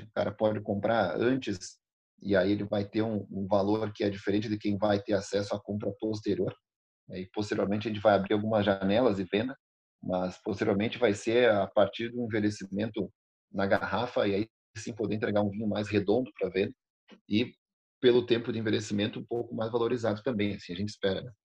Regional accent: Alegrete, Rio Grande do Sul, Brazil; moved away as an adult; now in Bento Gonçalves, Brazil; eu não nasci aqui em Bento Gonçalves, eu nasci no Alegrete, na fronteira do Rio Grande do Sul com a Argentina

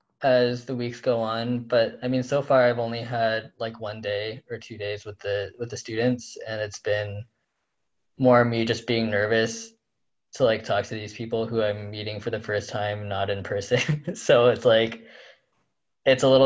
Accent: Iowa, United States; now in Pittsburgh, United States; I am from Iowa.

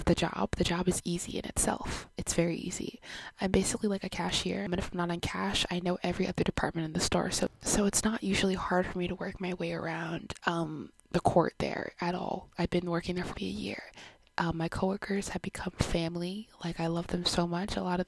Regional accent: Canada; I was born in Canada, but my background is Jamaican.

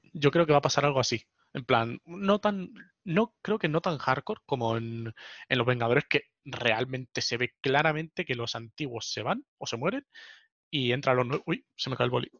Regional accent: Spain; mi pueblo, o sea, España, mi país

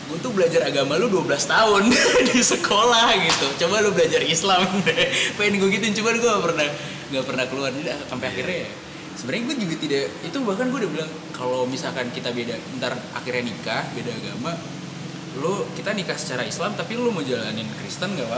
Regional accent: Java, Indonesia; sedangkan gue orang Jawa ya, gue mengenal mengenal kultur Jawa

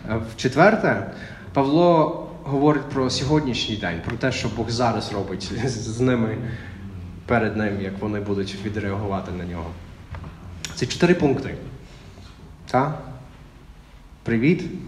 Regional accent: Texas, United States; Ukrainian is a second language; moved away as an adult; now in Ukraine; я з Техасу

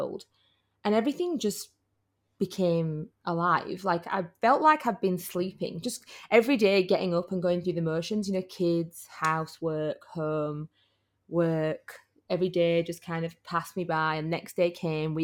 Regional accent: Yorkshire and the Humber, United Kingdom; I'm from Yorkshire

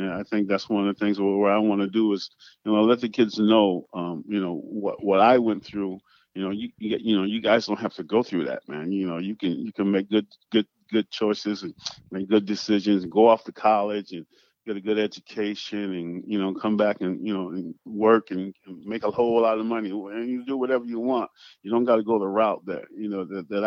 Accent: Penn Yan, New York, United States; moved away; little hometown back in Pinyon, New York

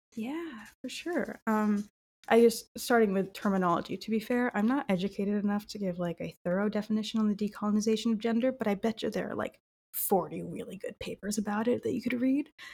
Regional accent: Southern California, United States; growing up in Southern California

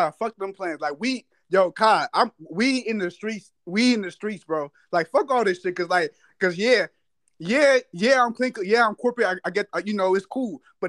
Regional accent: Texas, United States; now in Delaware, United States; I'm from Texas, which I'm not lying. I am from Texas, so I don't never claim Delaware when I just meet these bitches. I always say I'm from Texas

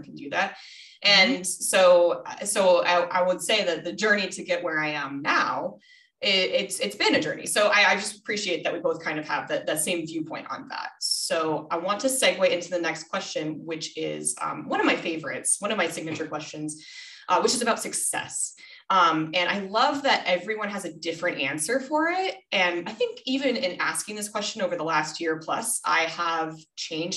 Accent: Rochester, Minnesota, United States; also born or lived in Denver, Colorado; now in Oahu, United States; I was born in Rochester, Minnesota

